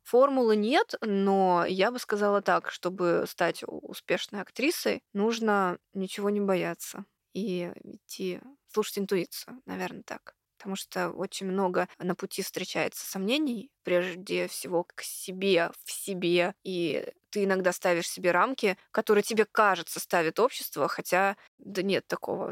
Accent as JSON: {"language": "Russian", "town": "Khabarovsk", "region": "Khabarovsk Krai", "country": "Russia", "moved": "yes", "lives_now": "Moscow, Russia", "said": "когда я еще не переехала в Москву, я с Дальнего Востока, с Хабаровска"}